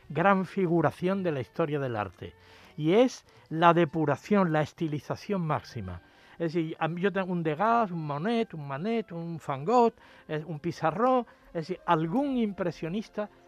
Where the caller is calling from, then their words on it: Almería, Andalusia, Spain; Pues a mí es que me encanta la acuarela